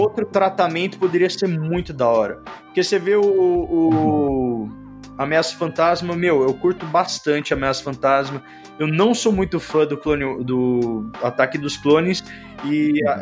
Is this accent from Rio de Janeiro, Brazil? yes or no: no; São Paulo, Brazil; Eu sou de São Paulo